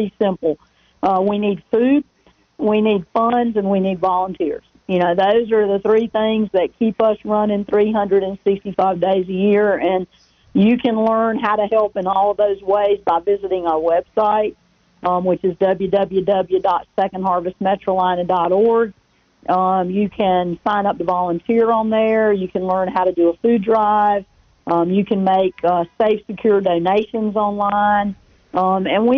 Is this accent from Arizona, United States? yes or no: no; Rock Hill, South Carolina, United States; my hometown of Rock Hill